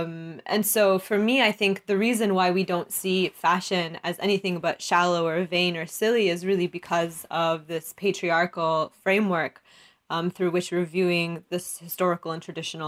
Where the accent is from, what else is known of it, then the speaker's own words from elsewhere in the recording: Oklahoma, United States; So for me, growing up in Oklahoma in the South and really understanding, looking at the way that people view me just because of the way that I dress